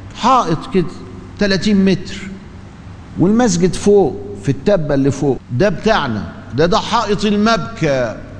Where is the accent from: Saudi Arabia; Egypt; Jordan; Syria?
Egypt; ما هو في حاجة عندنا في مصر